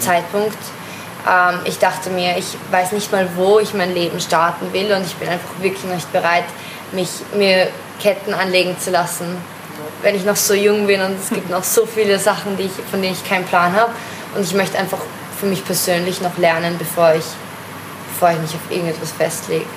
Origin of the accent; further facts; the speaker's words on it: Vienna, Austria; Ich bin aus Österreich, aus Wien